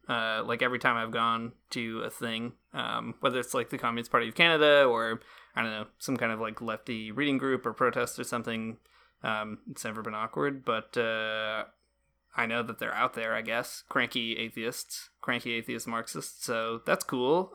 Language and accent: English; rural Michigan, United States; I grew up in rural Michigan, in the middle of nowhere